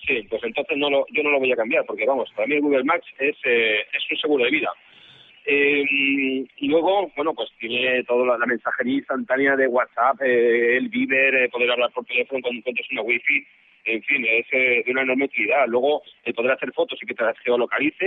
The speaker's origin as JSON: {"language": "Spanish", "country": "Spain", "said": "soy español"}